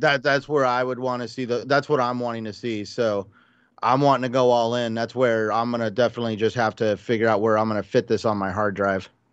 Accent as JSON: {"language": "English", "town": "Albuquerque", "region": "New Mexico", "country": "United States", "tie": "born or raised there", "said": "I grew up in Albuquerque near Kirkland Air Force Base"}